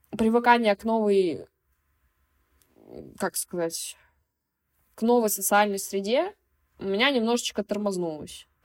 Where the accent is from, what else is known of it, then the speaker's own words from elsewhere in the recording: Moscow, Russia; у меня с самого детства было понимание того, что я из Москвы, и мои родители, ну, мать с Москвы, отец с Тульской области